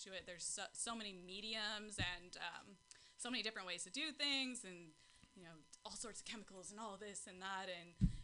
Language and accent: English; Pacifica, California, United States; I'm born and raised in Pacifica, right? Taco Bell Beach, that's what we call it